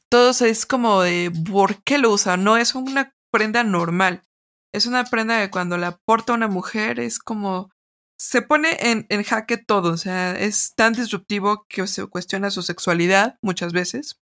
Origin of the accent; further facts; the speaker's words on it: Mexico; yo como mexicana